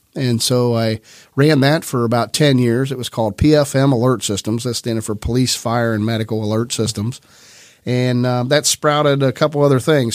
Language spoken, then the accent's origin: English; Grove City, Ohio, United States; also born or lived in Ironton, Ohio; that's when we moved to town. Um, and, uh, I was one years old. I was born in Ironton, Ohio, and, and came up here